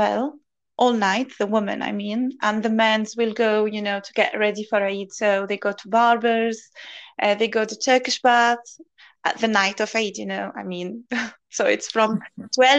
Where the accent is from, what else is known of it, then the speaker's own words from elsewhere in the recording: Tunisia; moved away as an adult; now in United Kingdom; I'm originally from Tunisia. I came to this country 5 years ago, nearly 6 years ago